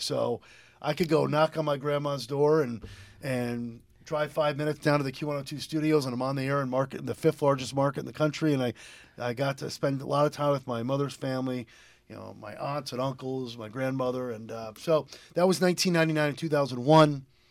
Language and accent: English; Lebanon, Connecticut, United States; also born or lived in Willimantic, Connecticut / Philadelphia; I was born and raised in Lebanon, but I grew up going, uh, going to Wyndham School, Wyndham Public Schools